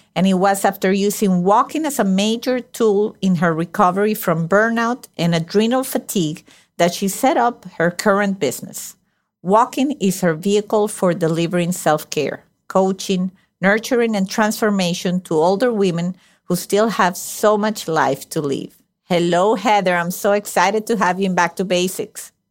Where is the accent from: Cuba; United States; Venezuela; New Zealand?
Venezuela; moved away; I was born and raised in Venezuela